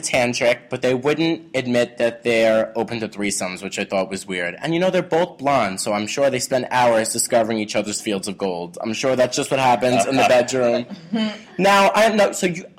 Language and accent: English; New York, United States; I'm from Staten Island